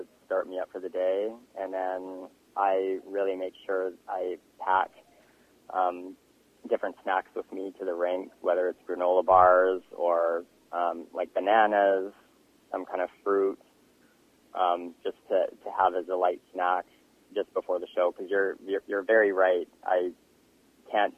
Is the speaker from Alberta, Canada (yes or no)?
no; Castlegar, British Columbia, Canada; now in New Westminster, Canada; I moved back into my hometown, Castlegar.